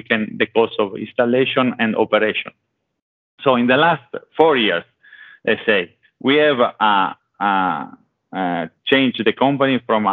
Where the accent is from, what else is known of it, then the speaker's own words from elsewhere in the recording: Italy; accent: Italian; English is a second language; now in Sweden; I'm currently in Sweden, but as you can see, listen from my accent, I'm Italian